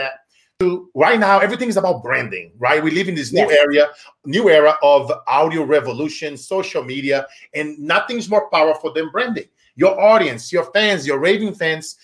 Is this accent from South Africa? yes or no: no; Brazil; now in Silicon Valley, United States; me being from Brazil and now I'm an American. I've been here for the last 20 years living in Silicon Valley.